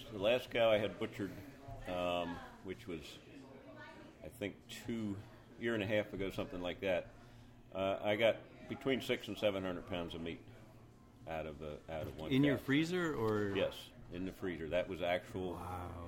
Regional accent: Lancaster County, Pennsylvania, United States; born or raised there; moved away as an adult; also born or lived in North Carolina

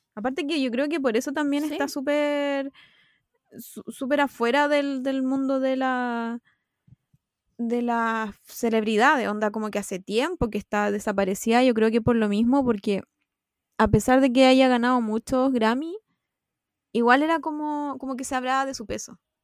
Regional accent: Chile; soy, soy chilena

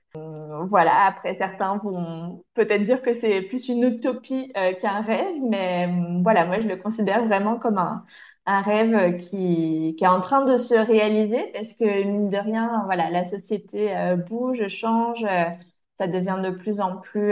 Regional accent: India; now in France; mon pays d'origine en Inde

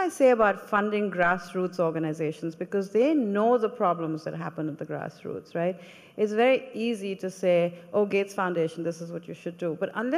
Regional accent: India; When I came from India, I wasn't a woman of color. Everybody looked like me, right?

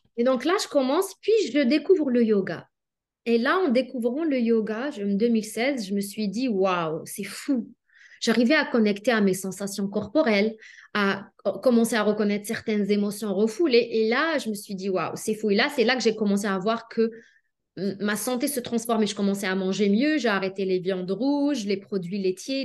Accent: Algeria; moved away as an adult; also born or lived in Lyon, France; now in Canada; je suis née en Algérie, puis j'ai étudié en Algérie la pharmacie

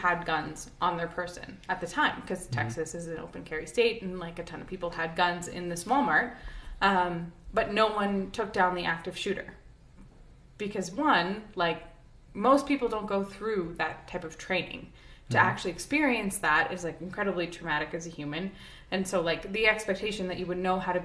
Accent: Canada; I'm a Canadian who grew up with no guns

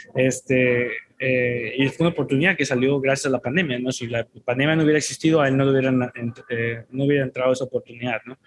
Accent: Teapa, Tabasco, Mexico; en mi pueblo de Teapa, Tabasco

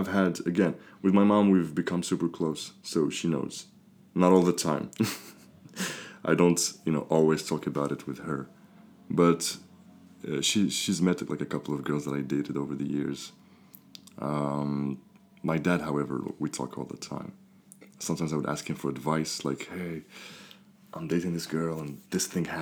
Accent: Morocco; moved away as an adult; now in France; growing up in Morocco, I've always felt kind of different as opposed to others

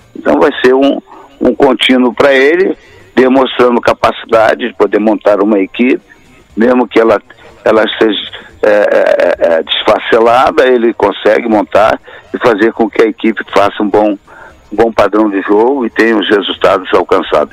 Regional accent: Brazil; eu sou brasileiro até hoje, até a morte

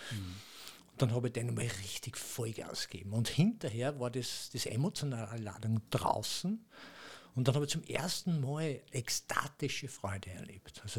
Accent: Austria; accent: Austrian; mit meinem österreichischen Dialekt.

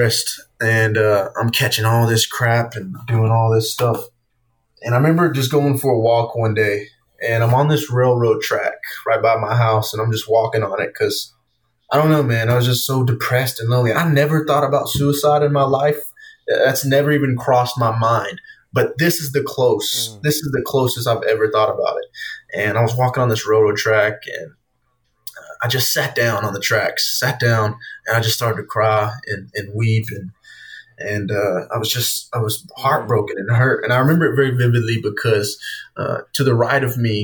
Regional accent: Easley, South Carolina, United States; my hometown, in Easley around Greenville

